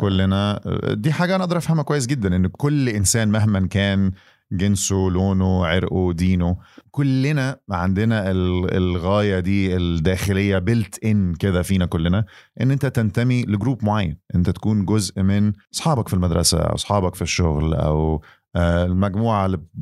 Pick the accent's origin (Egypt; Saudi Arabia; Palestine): Egypt; انا كمان مصري